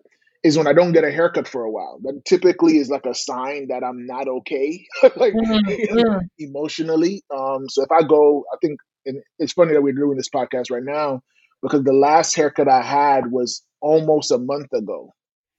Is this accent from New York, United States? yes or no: yes; New York City, New York, United States; Born and raised in Brooklyn